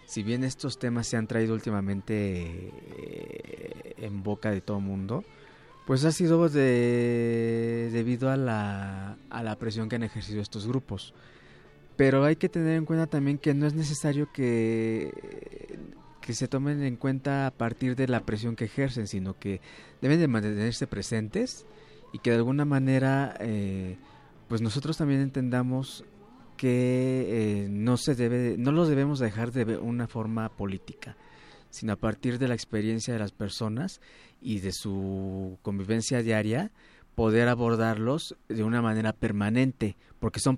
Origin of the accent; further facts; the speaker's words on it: Mexico; estamos marchando como mexicanos.